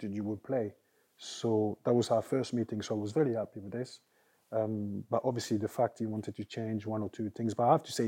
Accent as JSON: {"language": "English", "country": "France", "tie": "born or raised there", "also_born_or_lived": "Italy", "moved": "yes", "said": "growing up in France and the academy"}